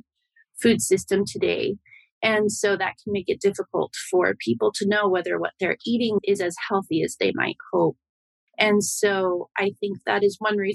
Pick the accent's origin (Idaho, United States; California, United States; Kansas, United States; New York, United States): Idaho, United States; the West, which is where I grew up in Idaho